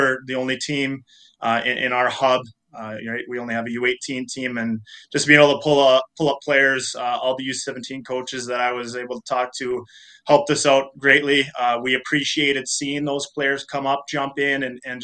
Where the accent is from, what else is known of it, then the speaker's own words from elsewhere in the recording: Hermantown, Minnesota, United States; moved away as an adult; also born or lived in Steinbach, Manitoba / Winnipeg; I grew up in Hermantown, Minnesota, was able to play for Hermantown High School